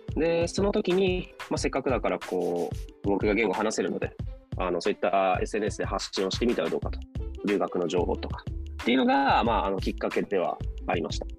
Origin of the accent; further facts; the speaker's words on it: Japan; also born or lived in Myanmar; 生まれ育ちはもう日本で国籍も日本です